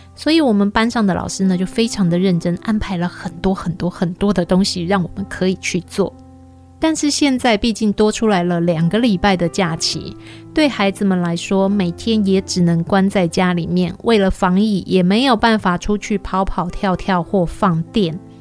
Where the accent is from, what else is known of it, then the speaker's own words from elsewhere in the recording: Taiwan; 我们台湾人